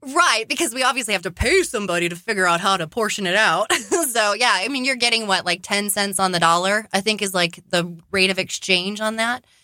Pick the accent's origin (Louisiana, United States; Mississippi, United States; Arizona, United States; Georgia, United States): Arizona, United States; I am born and raised in Arizona